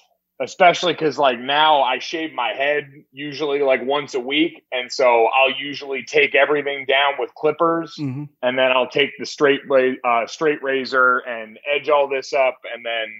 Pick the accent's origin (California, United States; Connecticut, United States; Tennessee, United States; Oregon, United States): Connecticut, United States; Avon; also born or lived in South Jersey; So I'd say I'm from Connecticut. So my hometown is Avon, Connecticut. I was born in South Jersey. Like we moved around a lot when my dad was finishing up playing.